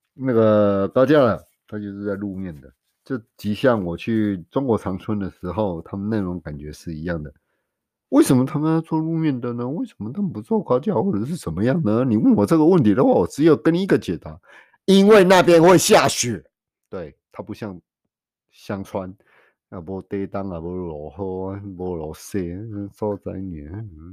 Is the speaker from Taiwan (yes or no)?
yes; Taiwan; 我们台湾人